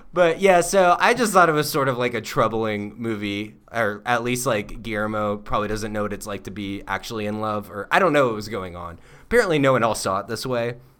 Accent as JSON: {"language": "English", "region": "Florida", "country": "United States", "moved": "yes", "said": "we're from Florida"}